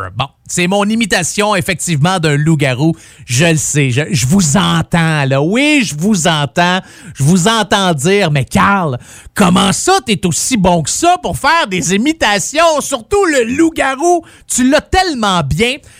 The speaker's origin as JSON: {"language": "French", "area": "Abitibi", "region": "Quebec", "country": "Canada", "also_born_or_lived": "Rouyn-Noranda", "said": "Moi, je viens de l'Abitibi."}